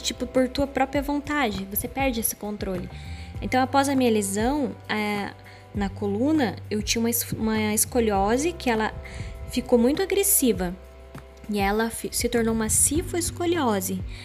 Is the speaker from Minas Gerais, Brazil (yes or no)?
no; Paraná, Brazil; accent: caipira / interior; Eu sou cristã, eu sou paranaense, tá? Eu sou do interior